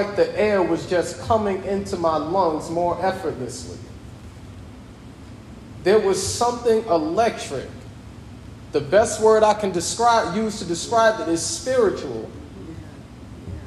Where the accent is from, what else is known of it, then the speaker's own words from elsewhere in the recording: United States; myself as an American citizen, my passport, my tax dollars